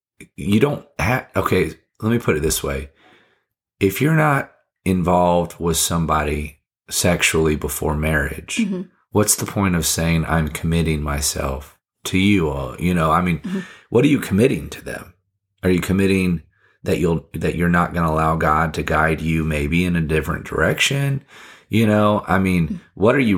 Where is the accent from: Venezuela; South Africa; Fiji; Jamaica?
Fiji; now in United States; I wasn't interested in, I don't know what the Americans, and I came from Fiji, so mm-hmm. I wasn't very American at the time